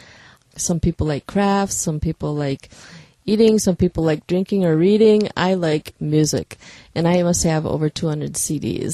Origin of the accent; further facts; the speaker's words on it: Fall Creek, Wisconsin, United States; also born or lived in Green Bay / Milwaukee; All my life I've been in Fall Creek